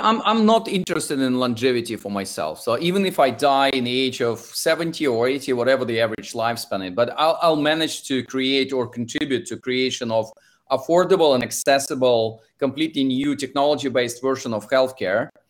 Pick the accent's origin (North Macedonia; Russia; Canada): Russia; English is a second language; now in London, United Kingdom; if you can tell from my accent, I'm originally from Russia and spend most of my time in London